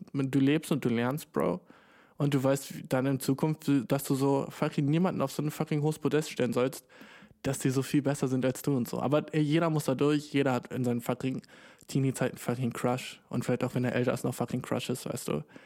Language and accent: German; Germany; ich komme ja aus Deutschland